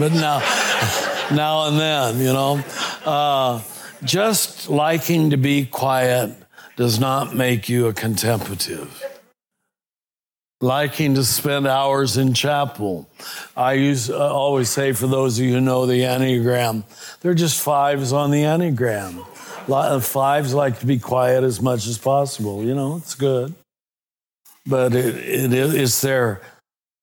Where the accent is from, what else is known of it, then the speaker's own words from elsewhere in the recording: Kansas, United States; I was raised in Kansas, right next to Dorothy, in a very conservative German Catholic